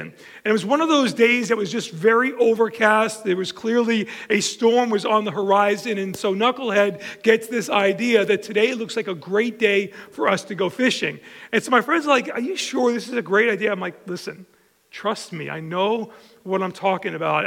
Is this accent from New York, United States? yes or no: yes; Long Island, New York, United States; I grew up on Long Island and been there my whole life